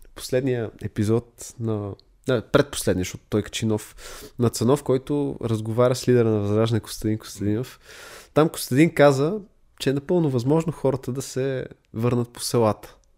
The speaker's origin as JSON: {"language": "Bulgarian", "town": "Sofia", "region": "Sofia City", "country": "Bulgaria", "tie": "born or raised there", "said": "Аз самия съм израснал в София"}